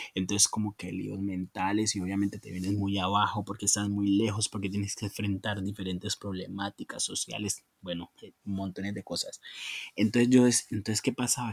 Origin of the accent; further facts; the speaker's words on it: Colombia; lo que soy como colombiano, lo que fuimos como colombianos